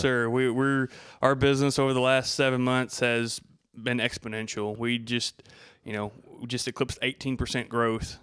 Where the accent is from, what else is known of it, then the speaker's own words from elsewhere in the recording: Abbott, Texas, United States; also born or lived in Hillsboro, Texas; from Abbott, Texas. I was born in Hillsboro, which is just north of Abbott, you know, small town